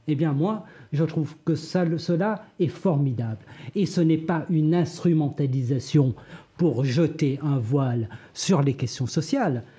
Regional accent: Réunion; Je viens de l'île de la Réunion

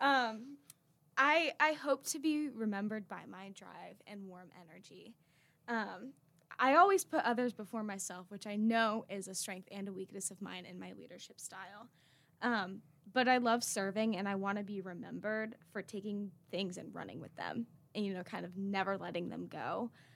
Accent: Raleigh, North Carolina, United States; I'm from Raleigh, North Carolina.

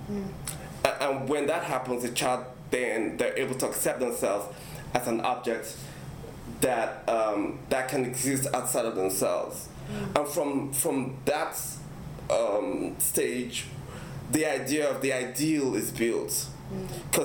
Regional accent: Nigeria; I'm African, I'm Nigerian, and I grew up in that culture

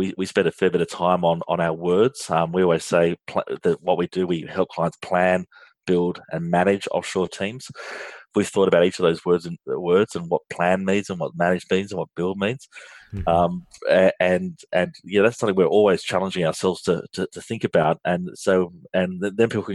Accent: Australia; accent: Australian; if you can't tell by my accent, I'm from Australia and I'm based here in Australia

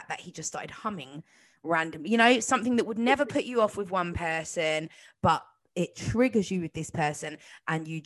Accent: London, United Kingdom; I grew up in North London

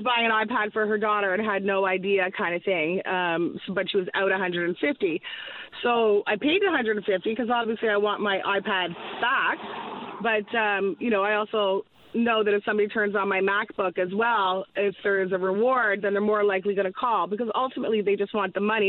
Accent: Northern Ontario, Canada; also born or lived in British Columbia / Ottawa; now in Newfoundland and Labrador, Canada; I moved here actually from Ottawa, but I'm originally from British Columbia, but mostly raised in Northern Ontario

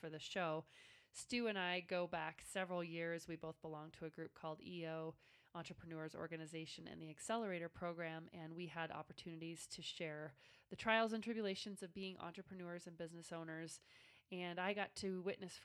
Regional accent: Nebraska, United States; my home state of Nebraska

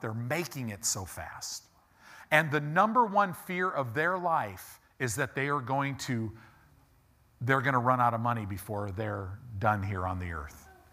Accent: United States; we as American Christians

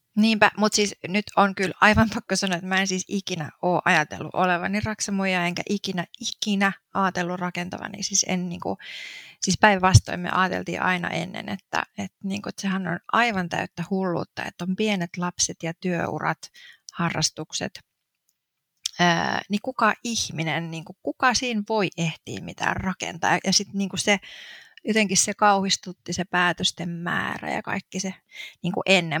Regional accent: Turku, Southwest Finland, Finland; moved away as an adult; also born or lived in Helsinki; now in Espoo, Finland; alun perin siis oon kotoisin tuolta Turusta

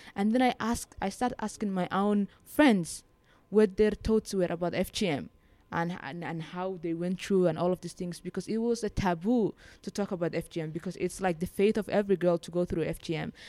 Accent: Somaliland, Somalia; moved away as an adult; now in Beirut, Lebanon; I was born in Somaliland and I grew up there and my, my family still lives there

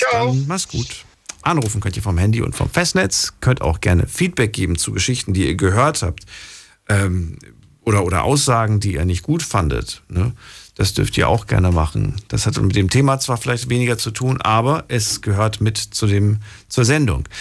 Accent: Frankfurt am Main, Hesse, Germany; in der Großstadt groß geworden. Ich bin ja ungefähr mit fünf, sechs Jahren waren wir in Frankfurt, äh, Frankfurt am Main

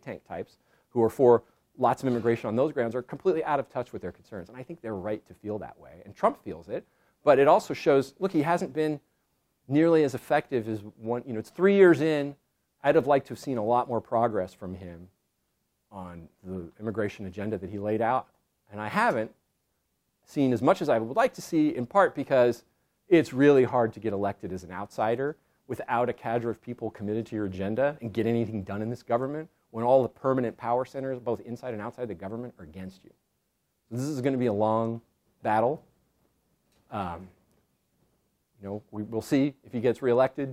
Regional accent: California, United States; I'm originally from California

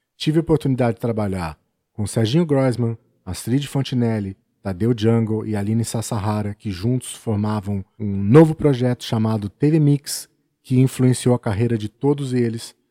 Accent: São Paulo, Brazil; also born or lived in Birigui; eu era o menino da capital, o caipira da cidade grande

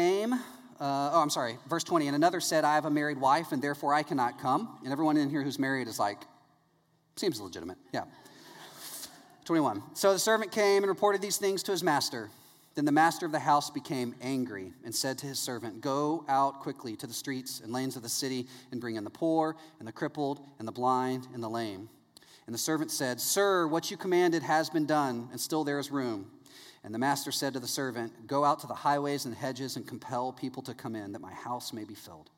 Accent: East Texas, United States; now in Orlando, United States; I grew up in East Texas

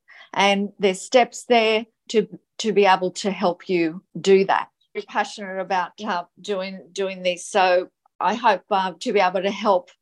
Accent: Gold Coast, Queensland, Australia; I'm from the Gold Coast, Queensland, Australia

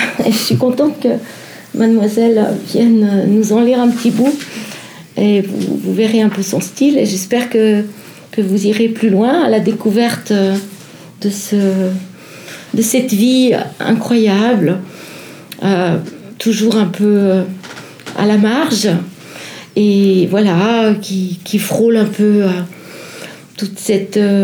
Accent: Vaud, Switzerland; je suis vaudoise

